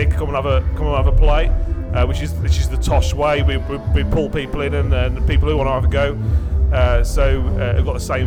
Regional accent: Tipton, West Midlands, United Kingdom; I'm originally from Tipton

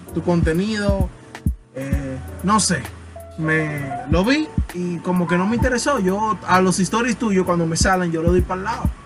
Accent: Dominican Republic; soy dominicano

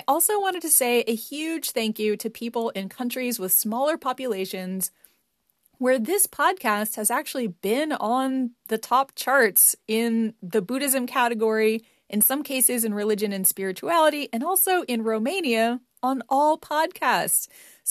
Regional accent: United States; the US, which is my home country

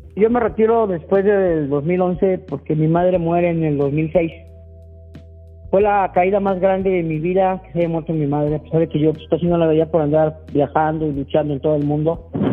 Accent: Mexico City, Mexico; Yo nací en el Peñón de los Baños, en un cuartito de 4x4 vivíamos en una vecindad

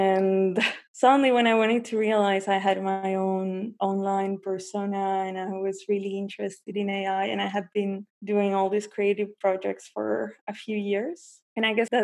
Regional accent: Buenos Aires, Argentina; moved away as an adult; also born or lived in New Zealand; I'm from Buenos Aires. I was born and raised there, but I left when I was 19

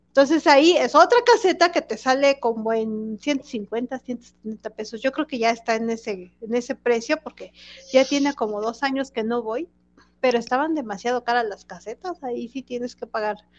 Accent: Mexico City, Mexico; los que somos de aquí de la Ciudad de, de México

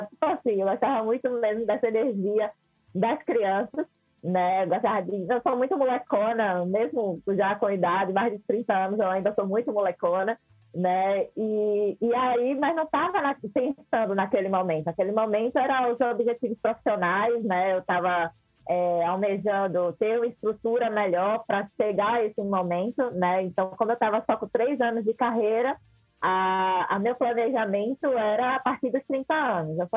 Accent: Aracaju, Sergipe, Brazil; eu sou de Aracaju, né, não sei se eu cheguei a comentar isso, sou de Aracaju, e aí eu fui tocar lá em Recife.

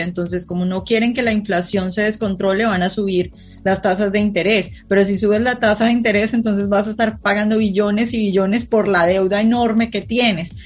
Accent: Colombia; now in Washington, United States; yo vivo en Washington, pero soy colombiana

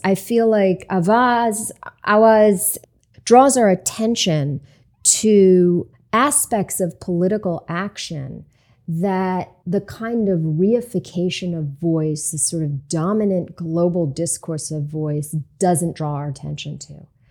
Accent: Hudson, United States; my hometown of Hudson

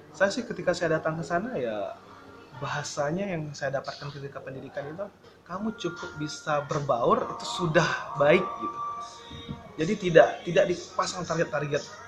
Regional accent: Padang, West Sumatra, Indonesia; moved away as an adult; now in Ketapang, Indonesia; saya dari Sumatera Barat ya, dari Padang

